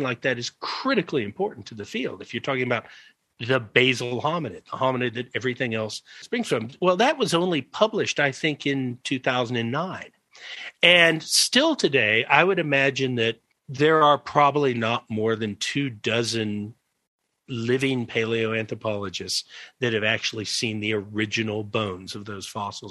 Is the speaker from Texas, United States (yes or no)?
no; Georgia, United States; moved away as an adult; also born or lived in Tennessee; now in South Africa; I came from Georgia.